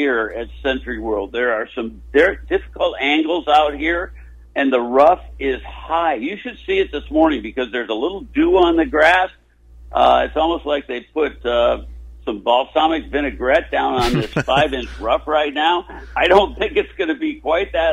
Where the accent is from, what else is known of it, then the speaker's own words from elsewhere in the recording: DeKalb, Illinois, United States; moved away; I grew up in Northern Illinois and that was a mighty long time ago